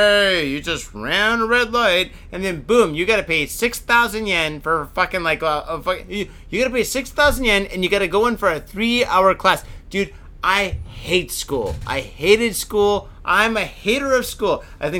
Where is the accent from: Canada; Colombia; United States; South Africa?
Canada; I'm Canadian, for God's sake.